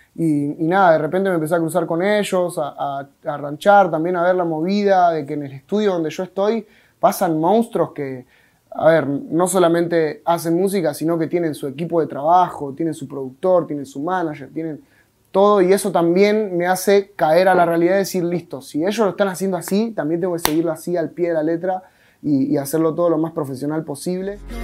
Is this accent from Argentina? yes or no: yes; Monte Grande, Buenos Aires Province, Argentina; Vengo de zona sur de Buenos Aires, con urbano, vengo de Monte Grande